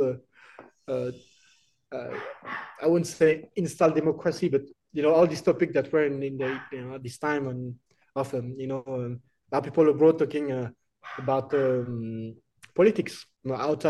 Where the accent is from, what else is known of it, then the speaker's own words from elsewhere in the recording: Paris, Île-de-France, France; English is a second language; moved away as an adult; now in Laos; We were born in Paris, which is the capital city of France.